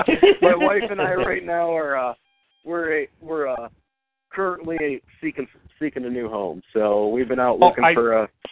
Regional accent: Traverse City, Michigan, United States; Northern Michigan, that's where my heart's at. That's where I grew up. I grew up in the Traverse City area.

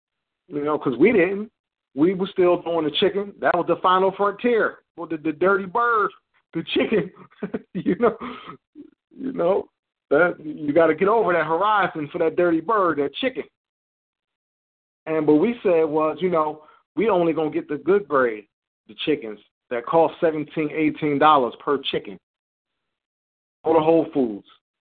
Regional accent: New Jersey, United States; I grew up in Cape May County where, you know, people, you know, they went out on the boats, fishermen.

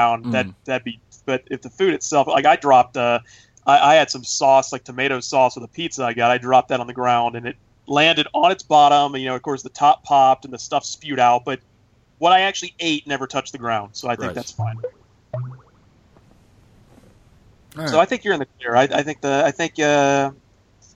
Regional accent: Georgia, United States; I'm from Georgia

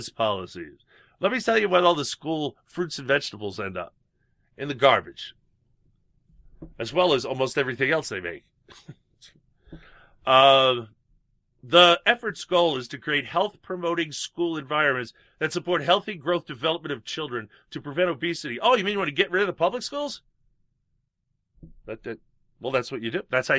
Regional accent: United States; being an American

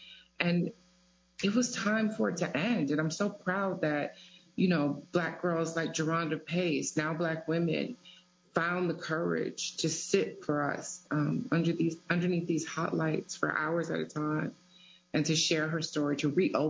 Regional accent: Detroit, Michigan, United States; I'm from Detroit.

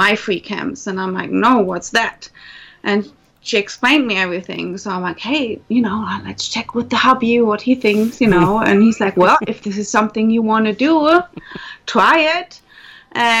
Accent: Germany; accent: German; As you can tell from my accent, I'm German. Well, actually, half German

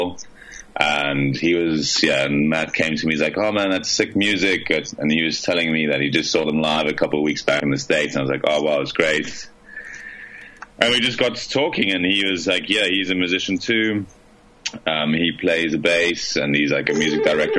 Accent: South Africa; now in Buenos Aires, Argentina; I'm initially from South Africa.

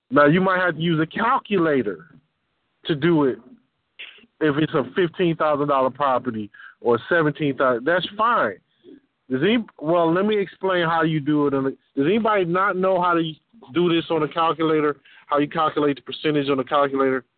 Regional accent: Detroit, Michigan, United States; I'm from Detroit

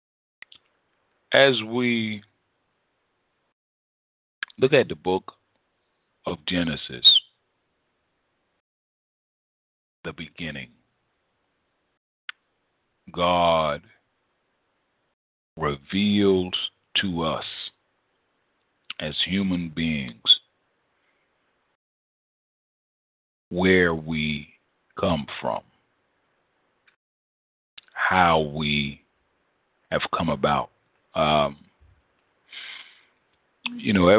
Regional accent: United States; we as African Americans

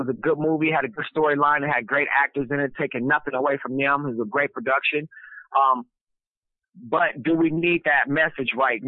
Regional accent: West Coast, United States; because I'm from the West Coast, so I had to detox myself out of, like, the gangster rap stuff

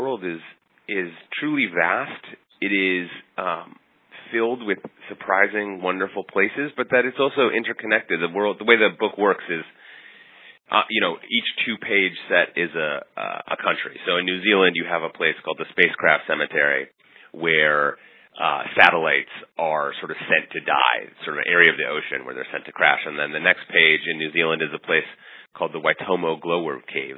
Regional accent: Minneapolis, Minnesota, United States; born or raised there; moved away as an adult; now in New York, United States

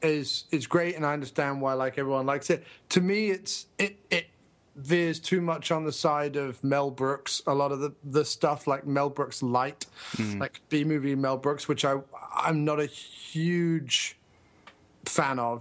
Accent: Guildford, South East England, United Kingdom; my hometown, a place called Guildford

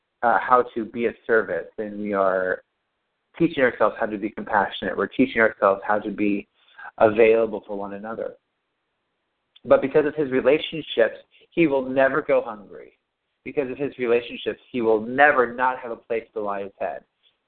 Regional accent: United States; we're all American living in Southern California.

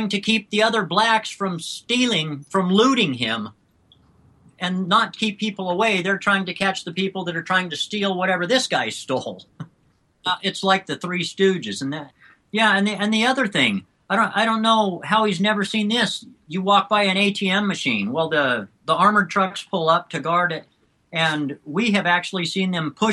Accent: United States; also born or lived in South Africa; as an American

